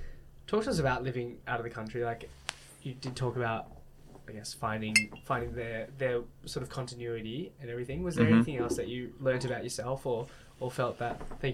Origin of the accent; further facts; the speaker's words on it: Australia; And embracing the one thing of being Australian, yes, that's awesome.